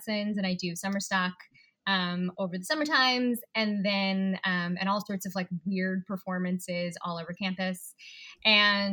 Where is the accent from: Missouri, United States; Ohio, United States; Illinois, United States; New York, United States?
New York, United States; Pleasantville; also born or lived in Chicago; So I grew up, I was basically raised in Westchester County, a small town called Pleasantville.